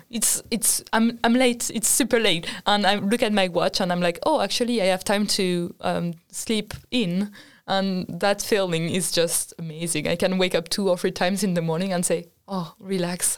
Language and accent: English; France; moved away as an adult; now in Sweden; I come from France